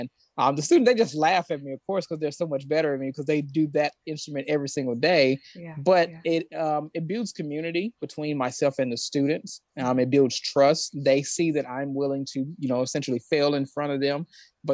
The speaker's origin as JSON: {"language": "English", "town": "West Memphis", "region": "Arkansas", "country": "United States", "tie": "born or raised there", "said": "I grew up in West Memphis, Arkansas, which is right next to Memphis, Tennessee"}